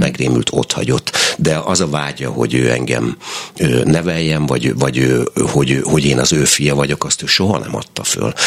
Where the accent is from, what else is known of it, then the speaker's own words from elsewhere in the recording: Berkesz, Szabolcs-Szatmár-Bereg, Hungary; a Berkesz, ahol én tulajdonképpen nevelkedtem, a Berkeszi gyermekotthonban